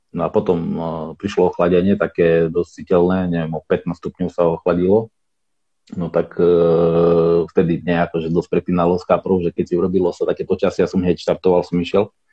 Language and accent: Slovak; Košice, Košice Region, Slovakia; ja pochádzam z Košic